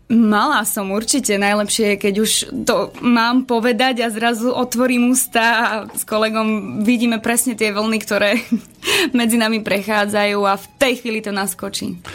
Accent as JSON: {"language": "Slovak", "region": "eastern Slovakia", "country": "Slovakia", "said": "keďže som z východu, tak ja som cymbalovka"}